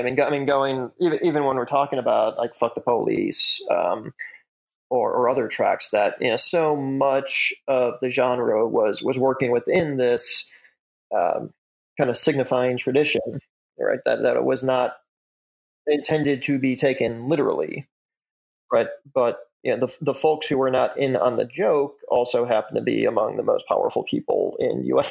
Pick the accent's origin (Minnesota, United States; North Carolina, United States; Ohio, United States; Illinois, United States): Illinois, United States; Chicago suburbs; moved away; I'm born and raised in the Chicago suburbs.